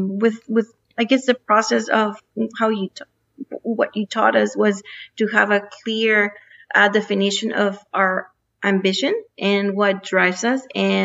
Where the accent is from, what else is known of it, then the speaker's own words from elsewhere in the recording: Mexico; also born or lived in United States; So I grew up in Mexico and in the U.S. So I basically call myself a NAFTA baby because I had opportunities to study and work in the 3 different countries.